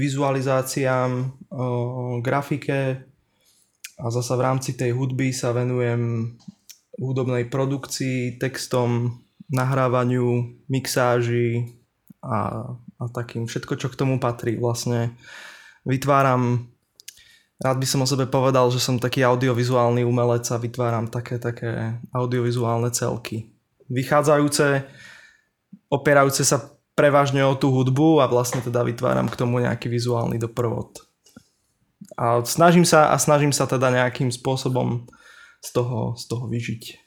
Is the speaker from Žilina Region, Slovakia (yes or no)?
yes; Liptov, Orava, Žilina Region, Slovakia; moved away as an adult; now in Bratislava, Slovakia; som chlapec z, z Liptova, z Oravy